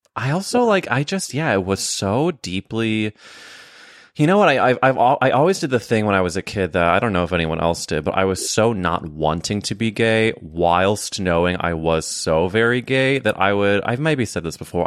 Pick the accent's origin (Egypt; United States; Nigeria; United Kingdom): United States; Midwest; moved away as an adult; now in New York, United States; when I was growing up in the Midwest.